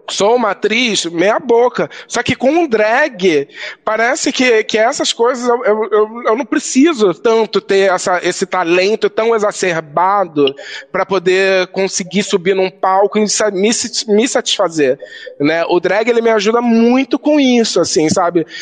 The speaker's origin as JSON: {"language": "Portuguese", "region": "Rio de Janeiro", "country": "Brazil", "tie": "born or raised there", "moved": "yes", "said": "a minha juventude LGBT no Rio"}